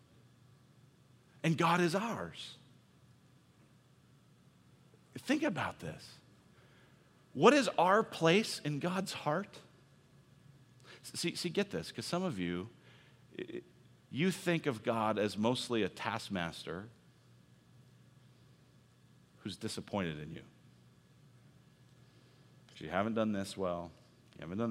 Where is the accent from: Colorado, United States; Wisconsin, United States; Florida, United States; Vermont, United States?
Colorado, United States; Denver; moved away as an adult; also born or lived in Illinois; I'm from Denver, went to college at University of Illinois, and every Christmas I would come home for Christmas